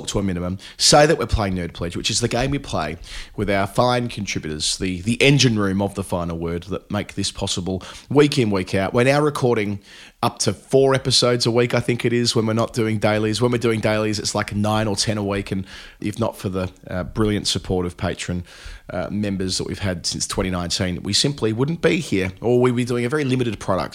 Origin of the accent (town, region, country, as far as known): Australia